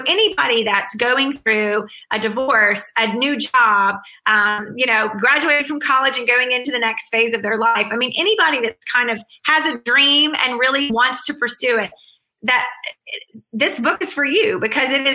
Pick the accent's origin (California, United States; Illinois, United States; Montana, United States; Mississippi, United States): Mississippi, United States; accent: Southern; now in Birmingham, United States; girl from Mississippi